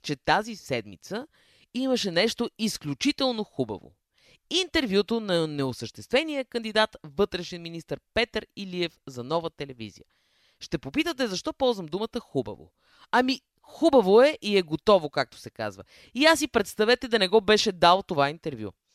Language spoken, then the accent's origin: Bulgarian; Sofia, Sofia City, Bulgaria; Аз съм роден на пъпа на София и детството ми е минало на НДК